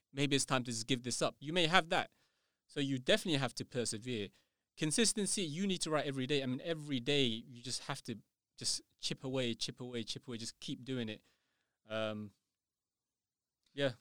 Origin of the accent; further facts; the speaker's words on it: United Kingdom; I'm not English, you know, I'm British